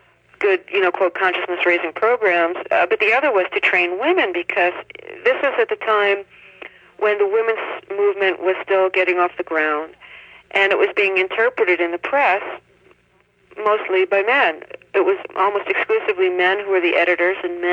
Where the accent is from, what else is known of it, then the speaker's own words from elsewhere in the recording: New York City, New York, United States; moved away; I grew up in New York City